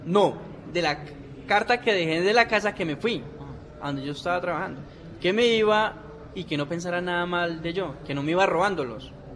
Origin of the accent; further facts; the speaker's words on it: Gaitania, Tolima, Colombia; donde soy yo, de Gaitania Tolima, del Oso.